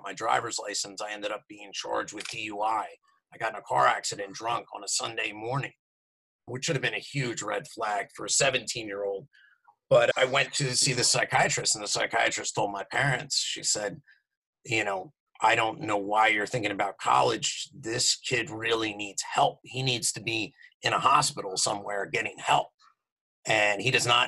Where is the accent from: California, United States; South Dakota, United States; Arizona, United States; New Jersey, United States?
New Jersey, United States; Morristown; I'm from New Jersey. I grew up in southern New Jersey, right outside of Philadelphia, in a town called Morristown, New Jersey